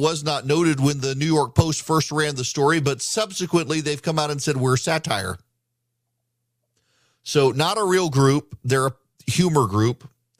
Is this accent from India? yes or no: no; Dubai, United Arab Emirates; When I was growing up in Dubai, we had a housekeeper named Anna